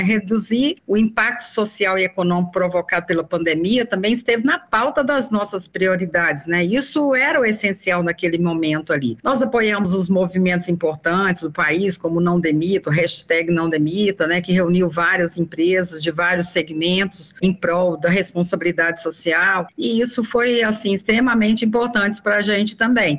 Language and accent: Portuguese; Anápolis, Goiás, Brazil; moved away as an adult; now in Brasília, Brazil; mudei para cá porque eu sou de Anápolis, muito próximo daqui, em 1980